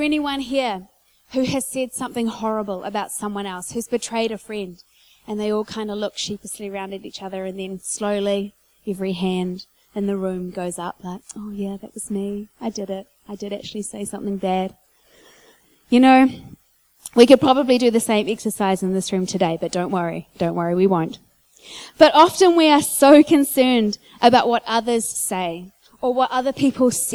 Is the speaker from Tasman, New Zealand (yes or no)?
no; Whanganui, Manawatū-Whanganui, New Zealand; I grew up in church in Whanganui